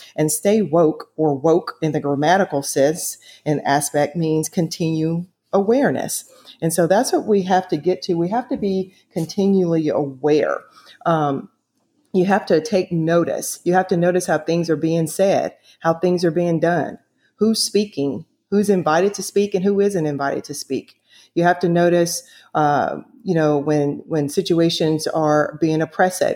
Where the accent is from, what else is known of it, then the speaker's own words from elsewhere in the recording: the South, United States; growing up in the South